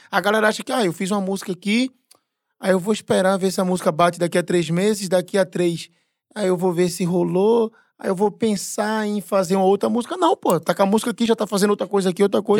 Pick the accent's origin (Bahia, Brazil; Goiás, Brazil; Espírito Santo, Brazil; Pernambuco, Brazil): Pernambuco, Brazil; now in São Paulo, Brazil; eu sou pernambucano mesmo